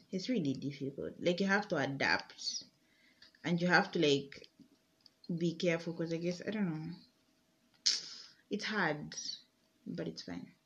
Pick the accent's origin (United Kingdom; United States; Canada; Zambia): Zambia; Chalala; And I'm from Lusa uh, I'm from Chalala initially.